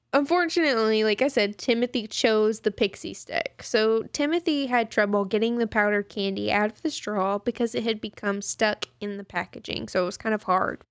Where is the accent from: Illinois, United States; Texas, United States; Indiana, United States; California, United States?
Texas, United States; we're from Texas